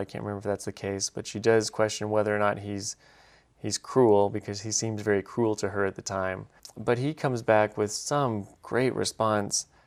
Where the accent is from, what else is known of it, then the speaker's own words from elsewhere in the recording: Alabama, United States; I'm from Alabama